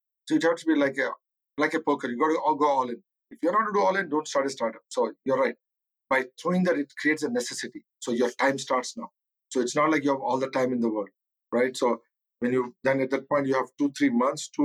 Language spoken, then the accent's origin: English; Kakinada, Andhra Pradesh, India; moved away as an adult; now in United States; I come from a small town in India called Kakinada. So you have to look, growing up in India, it's a humbling experience